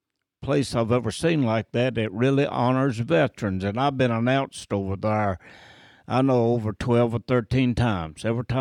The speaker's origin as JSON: {"language": "English", "region": "North Carolina", "country": "United States", "tie": "born or raised there", "said": "Yeah, North Carolin"}